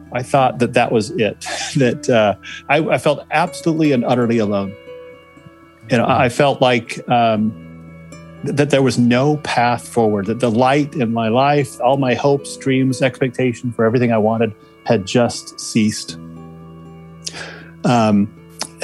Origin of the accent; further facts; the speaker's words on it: Salt Lake City, Utah, United States; born and raised in Salt Lake City, Utah, went to West Skyline High School